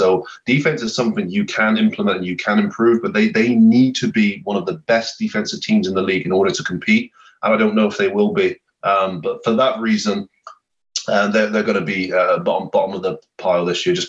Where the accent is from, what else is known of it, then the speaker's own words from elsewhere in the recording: Plymouth, South West England, United Kingdom; being from Plymouth, there's a pro team still in my hometown.